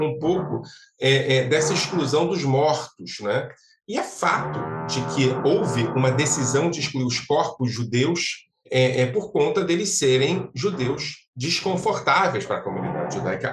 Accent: Brazil; nós sofremos no Brasil

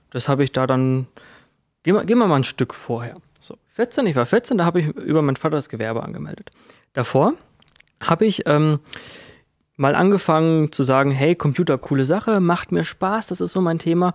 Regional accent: Kirchheim, Bavaria, Germany; ich komme ja aus Kirchheim, also Kirchheim bei Würzburg

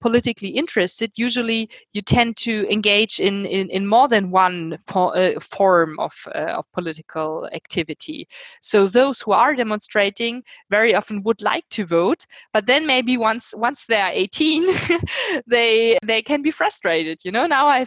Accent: Germany; I'm from Germany

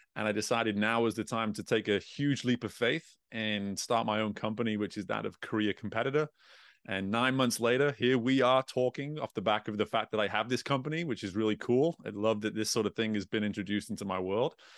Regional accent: England, United Kingdom; growing up in England, growing up in Europe

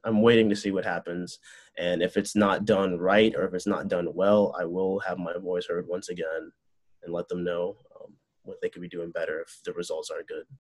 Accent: Chicago, Illinois, United States; also born or lived in Urbana-Champaign, Illinois; I actually grew up like not too far away when I was a baby from Illinois Tech

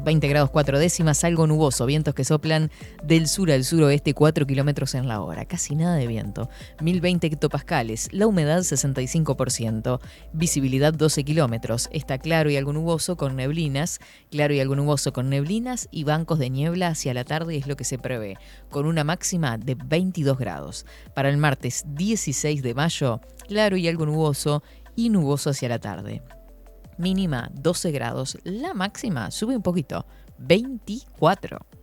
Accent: Uruguay; como uruguayos

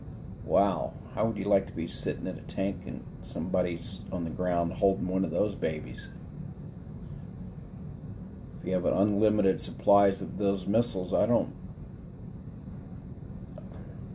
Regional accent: United States; us as American citizens

